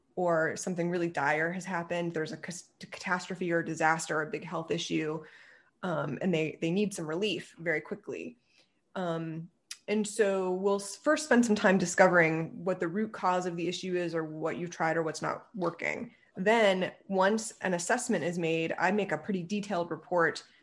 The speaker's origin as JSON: {"language": "English", "region": "Ohio", "country": "United States", "tie": "born or raised there", "also_born_or_lived": "Pennsylvania", "moved": "as an adult", "said": "I grew up in Ohio"}